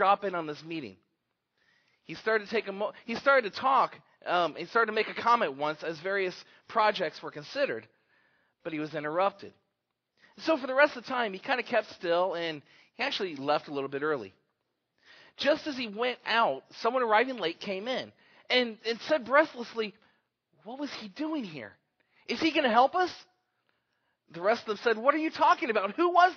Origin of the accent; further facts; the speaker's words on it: Arizona, United States; I grew up in Arizona